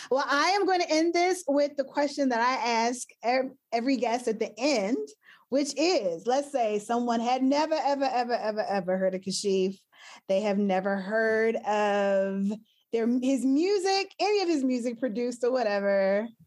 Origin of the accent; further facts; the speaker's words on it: Asheville, North Carolina, United States; my hometown, Asheville, North Carolina.